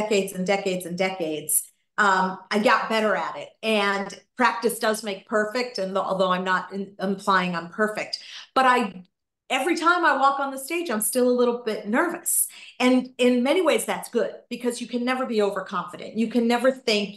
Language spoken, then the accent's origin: English; Gloucester, Massachusetts, United States; moved away; my husband and I bought a second place back in my hometown of Gloucester, Massachusetts